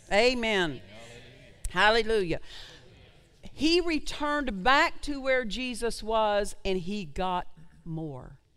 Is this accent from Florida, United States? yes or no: no; Oklahoma, United States; I'm from Oklahoma.